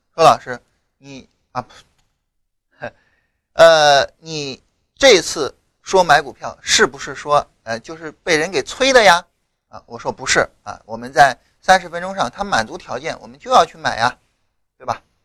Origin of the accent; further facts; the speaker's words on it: China; 我们中国人